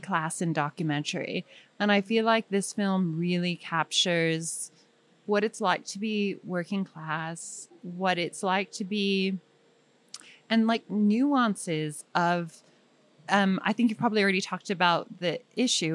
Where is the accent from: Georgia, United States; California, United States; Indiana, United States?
California, United States; Bay Area, Marin County; also born or lived in East Bay; I'm from the Bay Area, and I was born in Marin County, which is a strange place, and then spent weekends in the East Bay